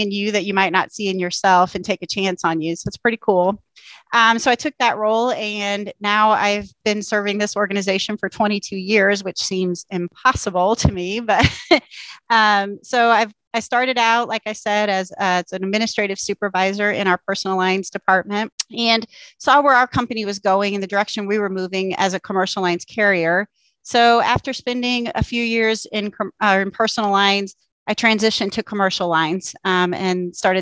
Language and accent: English; Columbia, Missouri, United States; moved away as an adult; also born or lived in San Diego area / Washington, D.C. area; I was born and raised here in Columbia, Missouri, where I live still today